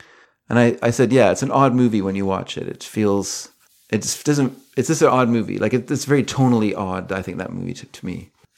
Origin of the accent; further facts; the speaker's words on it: Boston, Massachusetts, United States; I'm from Boston.